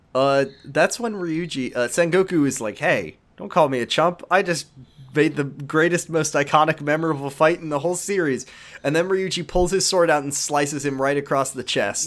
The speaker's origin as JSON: {"language": "English", "town": "Seattle", "region": "Washington", "country": "United States", "said": "'cause that's where I'm from, is, I'm from Seattle"}